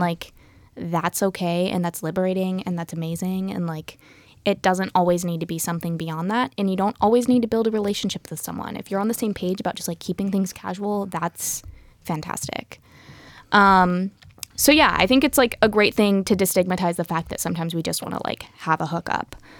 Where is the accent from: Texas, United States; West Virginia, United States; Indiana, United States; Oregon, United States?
Oregon, United States; Happy Valley; also born or lived in Portland; was born in Portland and raised just outside of there in Happy Valley